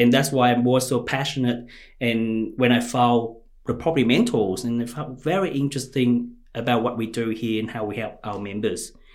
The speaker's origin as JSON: {"language": "English", "region": "Ho Chi Minh City", "country": "Vietnam", "tie": "born or raised there", "moved": "as an adult", "lives_now": "Australia", "said": "I grew up in Chinatown in Ho Chi Minh City of Vietnam"}